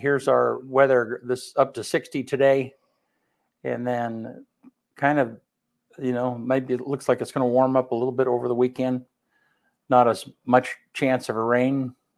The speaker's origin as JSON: {"language": "English", "town": "Casper", "region": "Wyoming", "country": "United States", "tie": "born or raised there", "moved": "yes", "said": "I grew up in Casper"}